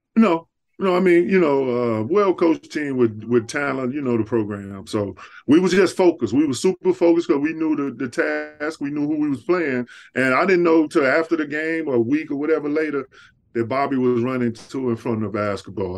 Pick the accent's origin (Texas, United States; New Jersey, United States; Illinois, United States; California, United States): Texas, United States; Dallas; moved away; I'm from Texas originally